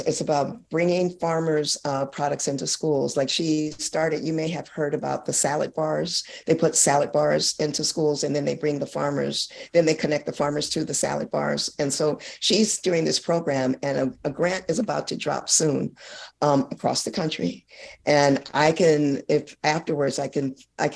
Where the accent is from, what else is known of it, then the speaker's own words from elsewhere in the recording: Oakland, California, United States; moved away as an adult; now in Alexandria, Louisiana, United States; I am a California native, Oakland, California activist who left Oakland to come to Louisiana